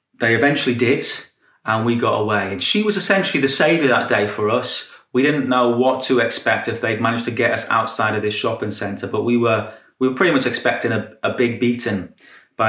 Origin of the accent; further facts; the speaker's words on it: Newcastle upon Tyne, North East England, United Kingdom; this was a rough neighborhood. This was the second roughest neighborhood in the whole of Newcastle.